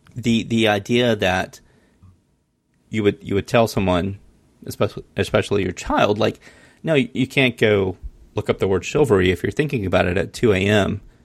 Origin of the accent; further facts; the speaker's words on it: Mullins, South Carolina, United States; I grew up in Mullins, South Carolina.